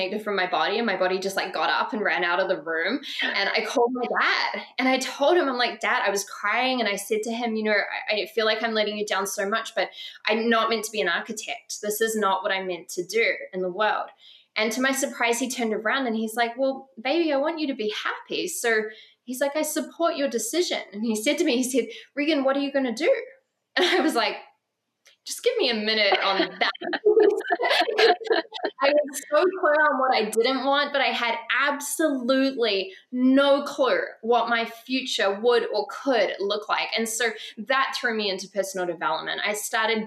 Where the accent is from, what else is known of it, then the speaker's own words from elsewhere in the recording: New Zealand; moved away; also born or lived in Bali; I grew up in New Zealand